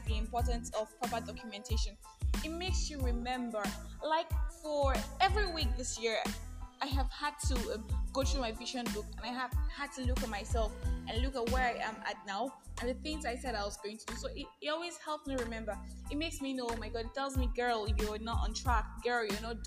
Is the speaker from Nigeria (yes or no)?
yes; Nigeria; I am that Nigerian Christian Talkaholic